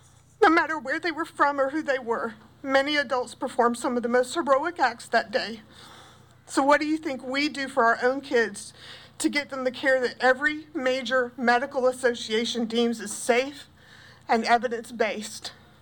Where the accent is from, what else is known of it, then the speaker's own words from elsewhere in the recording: South Carolina, United States; also born or lived in Pendleton, South Carolina; I grew up in South Carolina. My family has been in this state since the 1700s. I have lived and worked only in South Carolina my entire life. This state is my home